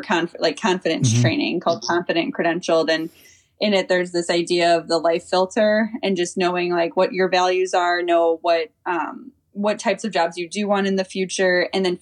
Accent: Chicago, Illinois, United States; I grew up in Chicago

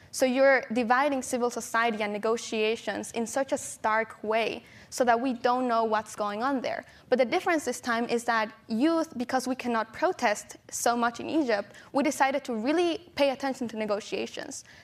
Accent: San Pedro Tultepec, State of Mexico, Mexico; I was born and raised in Mexico in a small town called San Pedro Tultepec

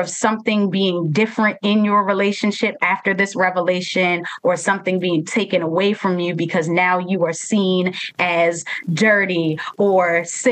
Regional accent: Baltimore, Maryland, United States; Baltimore is my hometown and I love it dearly

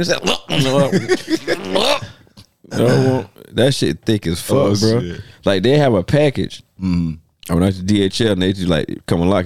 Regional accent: South Carolina, United States; growing up in South Carolina

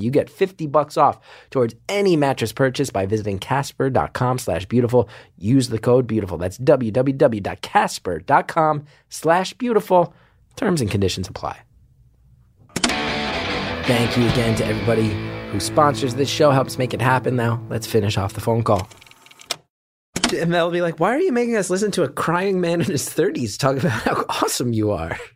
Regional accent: New Jersey, United States; I'm from Jersey

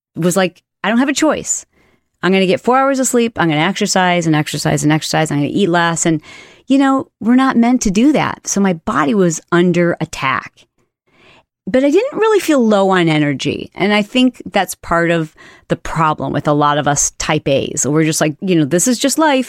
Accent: Michigan, United States; I grew up in Michigan

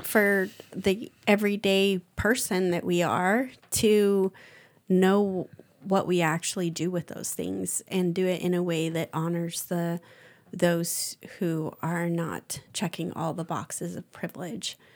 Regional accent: United States; being American

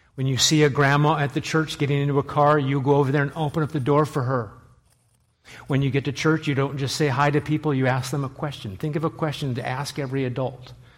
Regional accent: Nebraska, United States; moved away as an adult; now in New England, United States; I am from Nebraska

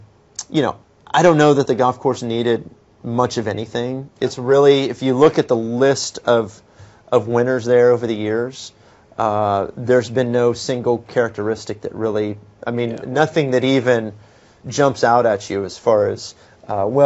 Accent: Texas, United States; being a Texan

